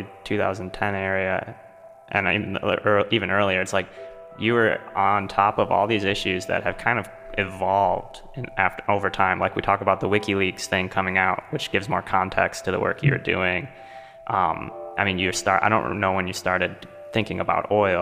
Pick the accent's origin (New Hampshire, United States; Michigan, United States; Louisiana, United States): Michigan, United States; Allen Park; I grew up in Allen Park, just right next to the Marathon refinery